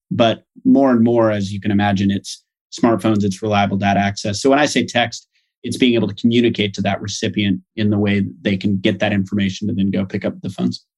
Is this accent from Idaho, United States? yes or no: yes; Boise, Idaho, United States; moved away as an adult; also born or lived in United Kingdom / Nairobi, Kenya; I grew up in Boise